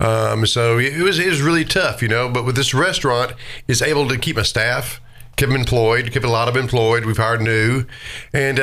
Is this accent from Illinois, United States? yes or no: no; Nashville, Tennessee, United States; I was born in Nashville. Started actually working at Shoney's at, you know, 15 years old, 14